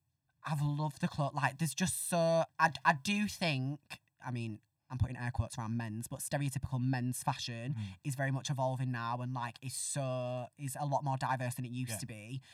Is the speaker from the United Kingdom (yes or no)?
yes; Northern England, United Kingdom; accent: Northern; I was very surprised that they let me, from when I joined, like do my Northern accent, because I did, like when I got the job and I was learning lines, I thought, right, I'm gonna have to practice my RP.